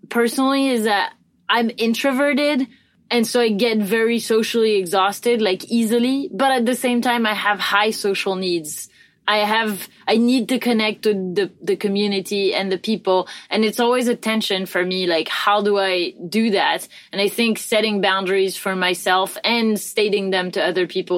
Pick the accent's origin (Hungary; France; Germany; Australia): France; moved away; we came back to France. Like, we could have settled down somewhere else, but we came back to my home country